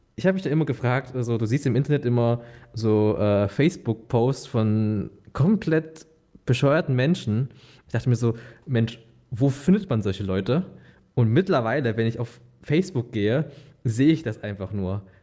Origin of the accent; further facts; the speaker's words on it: Bautzen, Saxony, Germany; moved away; Ich bin gebürtiger Bautzner, dort geboren, dort aufgewachsen